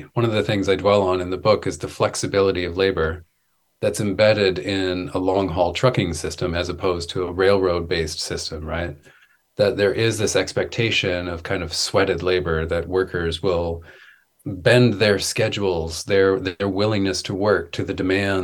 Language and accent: English; Wisconsin, United States; I'm from Wisconsin. I'm from like the heart of dairy country and many generations of dairy farmers.